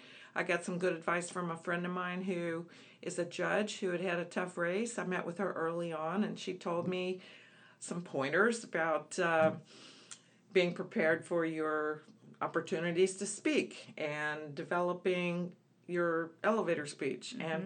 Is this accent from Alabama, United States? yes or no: yes; Alabama, United States; And he's from Mississippi, and I'm originally from Alabama.